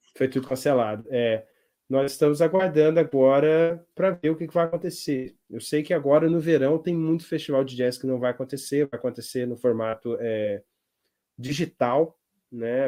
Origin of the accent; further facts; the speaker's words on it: Brazil; moved away as an adult; now in United States; a função do brasileiro aqui é meio que arrumar a casa